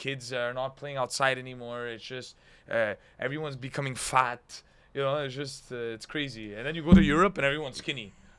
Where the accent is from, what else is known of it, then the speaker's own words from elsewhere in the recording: Montreal, Quebec, Canada; I'm from Montreal. I'm Italian.